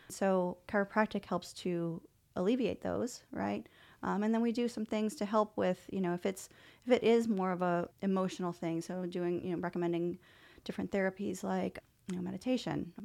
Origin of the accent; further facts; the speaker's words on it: New Orleans, Louisiana, United States; moved away; I'm originally from New Orleans